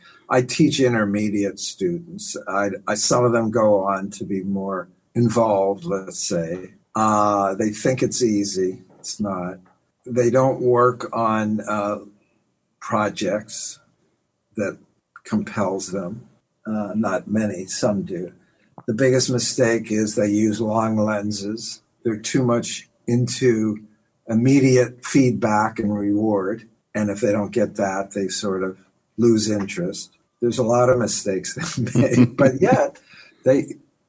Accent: Pittsburgh, Pennsylvania, United States; now in New York City, United States; I moved here in 1965, I think. I'm a New Yorker now. I'm from Pittsburgh

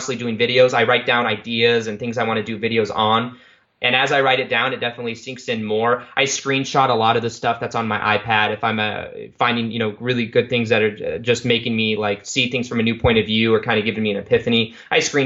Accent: Las Vegas, Nevada, United States; I'm from Vegas.

